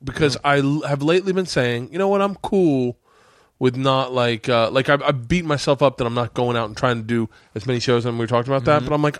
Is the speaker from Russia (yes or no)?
yes; Russia; moved away as an adult; I grew up in Russia. I know this to be true. I know they run trains. They run everything. When I left 2 years ago, it's still that bad.